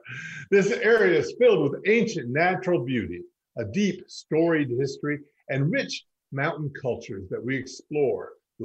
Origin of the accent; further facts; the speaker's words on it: Maggie Valley, North Carolina, United States; This episode is dedicated to my hometown, Maggie Valley, North Carolina, which was the original gateway to the Smokies.